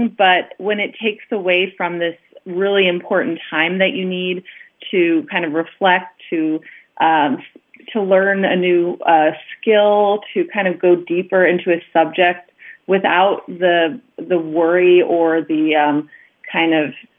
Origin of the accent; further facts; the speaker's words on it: Long Island, New York, United States; moved away as an adult; now in Budapest, Hungary; I'm originally from Long Island, New York